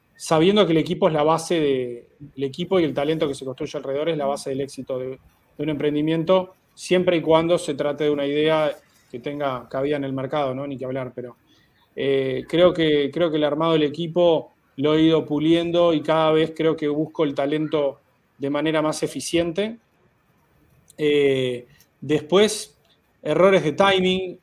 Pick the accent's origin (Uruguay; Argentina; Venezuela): Uruguay; moved away as an adult; now in Mexico City, Mexico; mi país de origen, en Uruguay. Los tres fundadores somos uruguayos